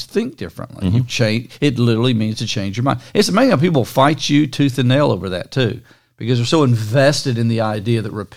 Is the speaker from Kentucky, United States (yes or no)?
yes; Central Kentucky, United States; growing up in Central Kentucky